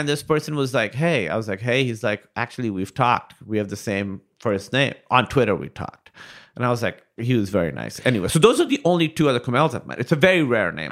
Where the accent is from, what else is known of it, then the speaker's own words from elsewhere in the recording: Karachi, Sindh, Pakistan; I grew up in Karachi, Pakistan